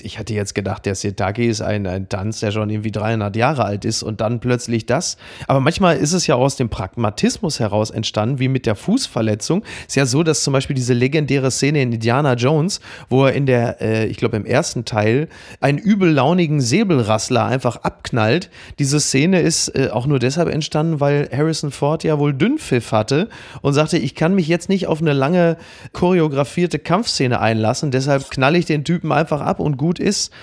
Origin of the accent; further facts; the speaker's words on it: Castrop-Rauxel, North Rhine-Westphalia, Germany; ich komme ja nun selber aus Kassel-Brauxel